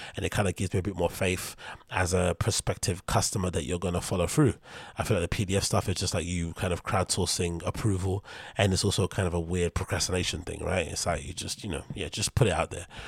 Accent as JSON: {"language": "English", "country": "United Kingdom", "said": "I'm British"}